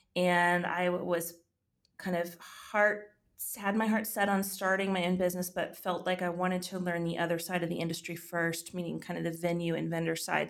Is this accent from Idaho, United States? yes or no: no; Texas, United States; moved away as an adult; also born or lived in Georgia; my home state of Texas